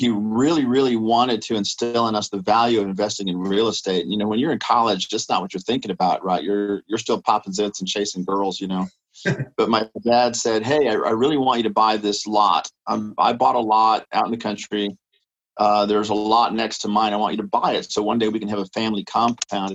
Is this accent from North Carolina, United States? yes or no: no; San Antonio, Texas, United States; now in Austin, United States; I grew up in San Antonio